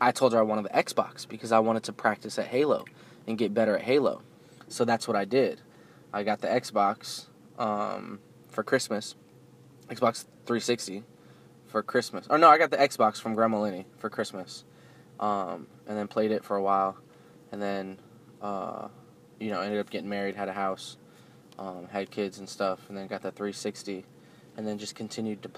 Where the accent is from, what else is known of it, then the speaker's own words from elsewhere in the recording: New Jersey, United States; kids that I grew up with in New Jersey